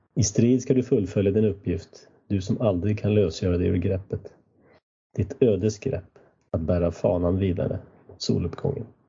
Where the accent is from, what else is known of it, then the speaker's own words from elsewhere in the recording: Sweden; also born or lived in United States; mitt lilla samhälle där jag växte upp, där var en kyrka från 1200-talet